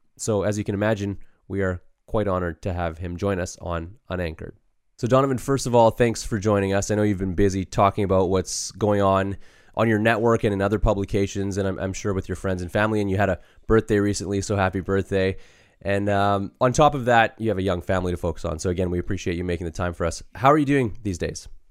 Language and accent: English; Canada; we too have experienced racism growing up in Canada